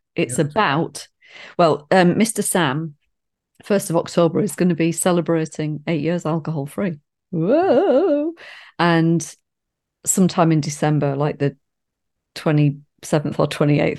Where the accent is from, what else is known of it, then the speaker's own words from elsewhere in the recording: United Kingdom; because we're British.